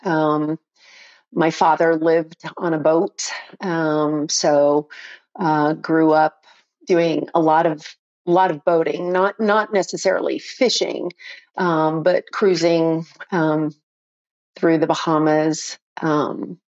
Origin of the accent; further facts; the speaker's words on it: South Florida, United States; moved away as an adult; also born or lived in North Miami, Florida / Hollywood, Florida / Fort Lauderdale, Florida / Coconut Grove, Florida; now in Colorado, United States; I'm a native Floridian, transplanted to Colorado back in 99. So, I was raised in Hollywood, Fort Lauderdale, Coconut Grove, Miami, you know, that whole South Florida